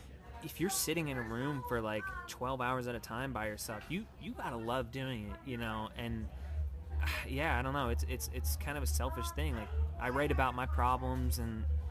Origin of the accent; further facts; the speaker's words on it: suburbs outside Philadelphia, Pennsylvania, United States; now in Los Angeles, United States; I'm from, like, right outside of Philly in the suburbs.